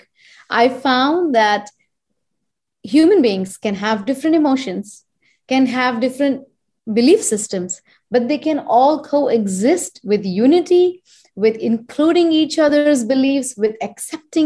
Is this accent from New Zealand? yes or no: no; India; moved away as an adult; now in United States; I am Indian and I was born and raised there and I come from that land